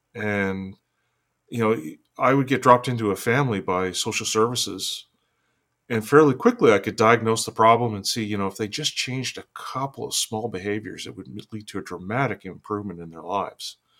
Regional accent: Fort St. John, British Columbia, Canada; I was born and raised in Fort St. John, which is this small town in northern British Columbia.

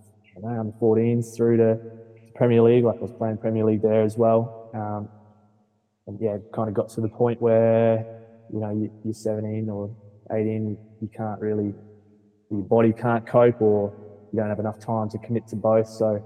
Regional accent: Darwin, Northern Territory, Australia; But that's kind of a snapshot, I guess, of my life growing up in Darwin.

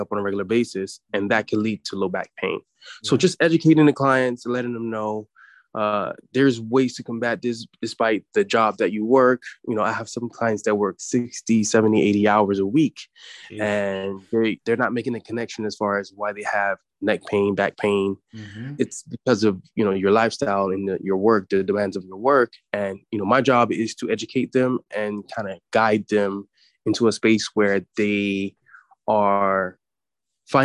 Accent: United States; as an American society

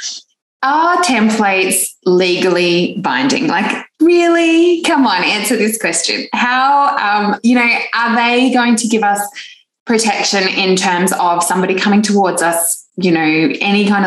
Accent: Canberra, Australian Capital Territory, Australia; now in Queensland, Australia; I was born and bred in Canberra

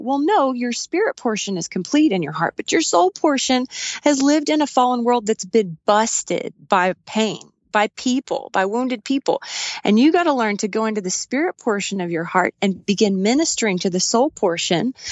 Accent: West Texas, United States; We grew up in West Texas

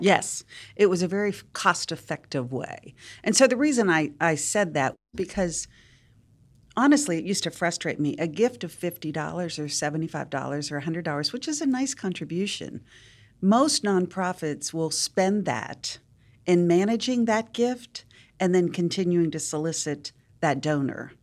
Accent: Wheeling, West Virginia, United States; moved away as an adult; now in Nashville, United States; I grew up in Wheeling, West Virginia, very big Catholic family

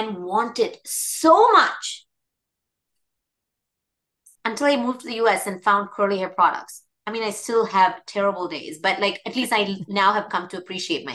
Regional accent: India; moved away; I grew up in India

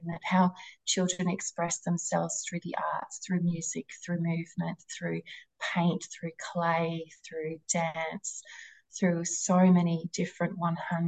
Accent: Wynyard, Tasmania, Australia; coming back up to my hometown, Wynyard

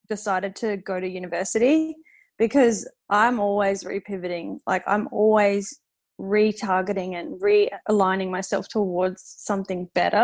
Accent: Darwin, Northern Territory, Australia; moved away as an adult; also born or lived in Adelaide; growing up in Darwin

